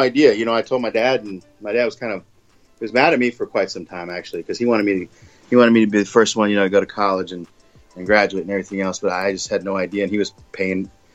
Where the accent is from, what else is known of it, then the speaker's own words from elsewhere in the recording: El Paso, Texas, United States; moved away as an adult; I was born and raised in El Paso.